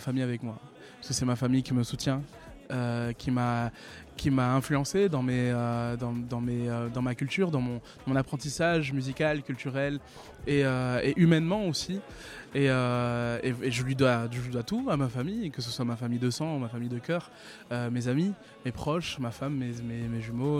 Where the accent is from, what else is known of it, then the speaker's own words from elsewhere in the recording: Réunion; now in Toulouse, France; j'habite à Toulouse et je suis originaire de La Réunion